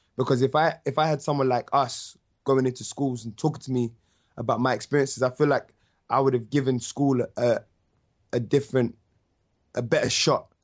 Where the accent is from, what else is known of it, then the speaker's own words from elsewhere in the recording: London, United Kingdom; I'm from North.